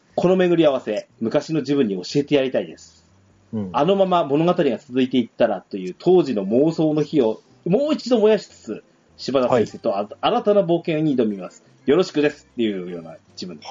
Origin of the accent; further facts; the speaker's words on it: Tohoku, Japan; 私も東北ですし